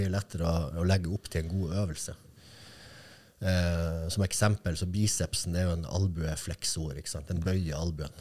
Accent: Kirkenes, Finnmark, Norway; jeg vokste opp der jeg gjorde

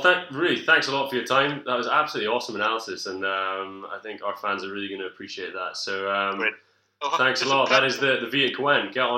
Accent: Scotland, United Kingdom; we're Scottish rugby fans

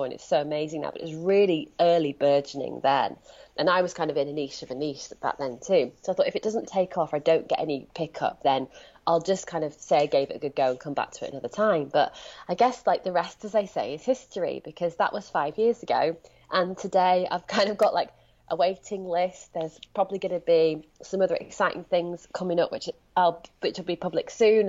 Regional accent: Leeds, Yorkshire and the Humber, United Kingdom; now in Brighton, United Kingdom; my accent betrays me. I'm speaking to you sitting in Brighton, but I'm from Leeds

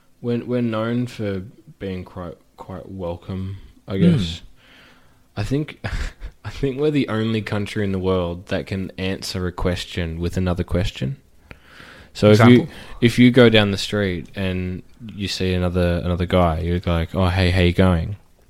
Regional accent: Australia; Like, if you go to America, I'm Australian.

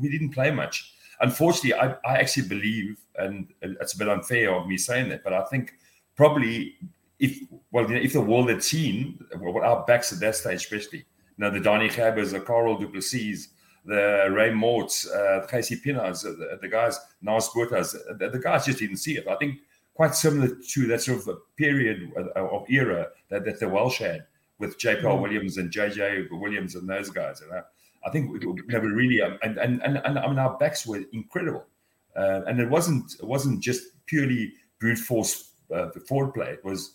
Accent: South Africa; being an English speaking liberalized South African

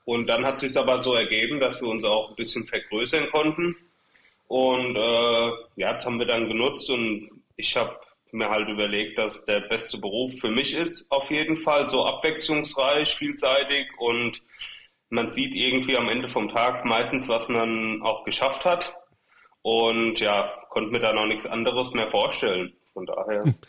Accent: Ingelheim am Rhein, Rhineland-Palatinate, Germany; also wir kommen ja sogar nur aus dem Stadtteil von Ingelheim sozusagen. Wir kommen aus Großwindenheim, genauer gesagt.

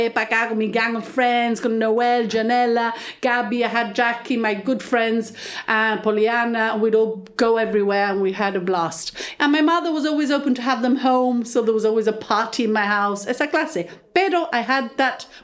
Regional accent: Gibraltar; I was brought up in the Loreto Convent. I had a beautiful upbringing

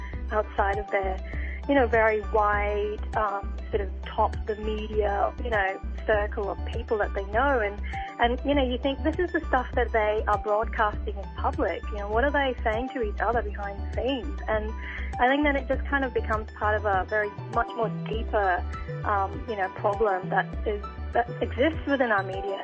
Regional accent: Australia; I'm Muslim, my whole family's Muslim, we grew up in Australia

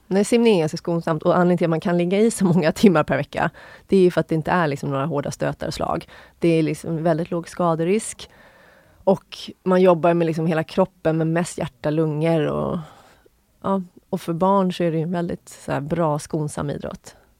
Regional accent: Sundbyberg, Stockholm County, Sweden; jag är uppvuxen i Sundbyberg, en förort Stockholm

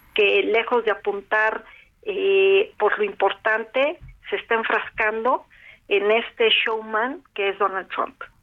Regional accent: Mexico; nosotros como mexicanos

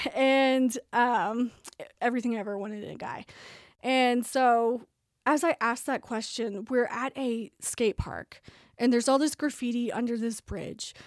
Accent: Tulsa, Oklahoma, United States; moved back home to Tulsa and then finished at Saint Gregory's in my hometown

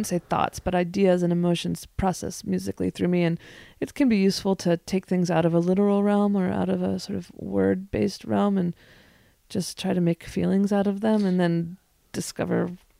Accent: the West, United States; I am born and bred in the West.

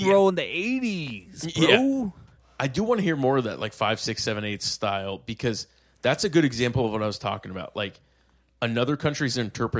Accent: Tokyo, Japan; born there; No, I was born in Tokyo.

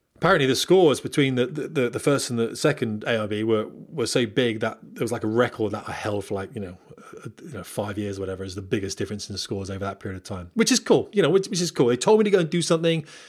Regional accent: Portsmouth, South East England, United Kingdom; moved away as an adult; also born or lived in Scotland; I'm from Portsmouth

